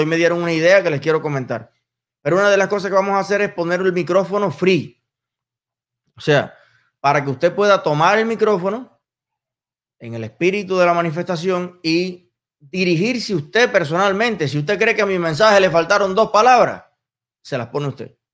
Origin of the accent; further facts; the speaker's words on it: Cuba; los cubanos